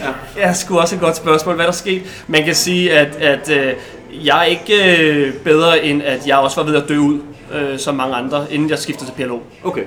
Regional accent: Denmark; moved away as an adult; also born or lived in Colombia; der er vi tre danskere dernede

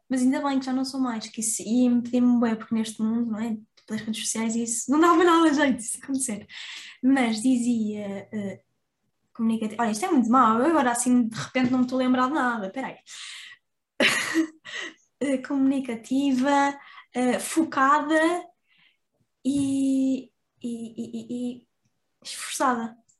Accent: Porto, Norte, Portugal; accent: Porto; as pessoas do Porto dizem que eu não tenho sotaque, mas quando eu vou para Lisboa as pessoas já notam

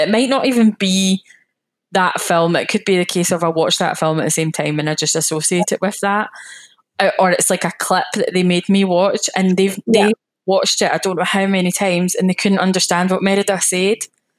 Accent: Scotland, United Kingdom; accent: more Glaswegian; also born or lived in West Calder / Edinburgh; I'm a Scottish lassie that loves the beach

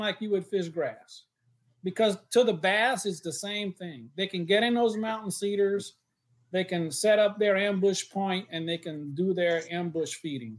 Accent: Louisiana, United States; I'm from Louisiana

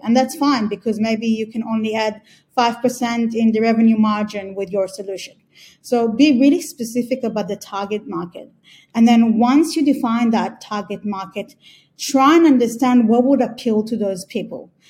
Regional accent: Australia; moved away as an adult; also born or lived in Israel; I was born in Israel, grew up in Australia, and been here for the past eight years or so

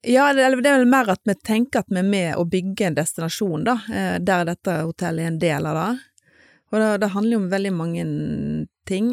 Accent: Stord, Vestland, Norway; moved away as an adult; also born or lived in Bergen; født og oppvokst på Stord. Og der eh, levde jeg de første 19 årene av mitt liv

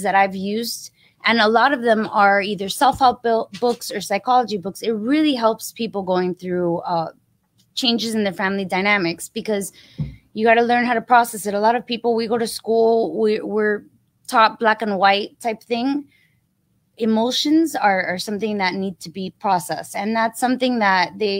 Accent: Miami, Florida, United States; I'm born and raised in Miami. Been living here. Don't want to move.

